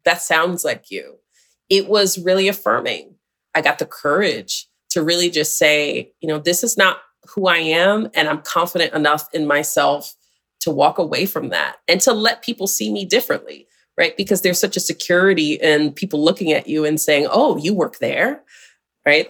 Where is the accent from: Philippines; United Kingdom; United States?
United States; Syracuse, New York; I'm from Syracuse, which is just a couple hours from Buffalo, New York